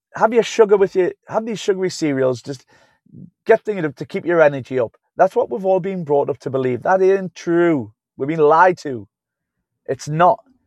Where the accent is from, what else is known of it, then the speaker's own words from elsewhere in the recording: Newcastle upon Tyne, North East England, United Kingdom; I'm from Newcastle-upon-Tyne. That's where I'm from. Newcastle-upon-Tyne, the U K.